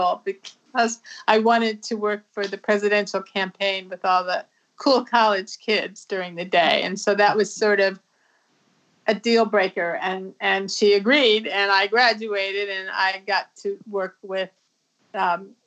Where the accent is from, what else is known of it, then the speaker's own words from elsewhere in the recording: Indianapolis, Indiana, United States; moved away as an adult; when I was growing up in Indiana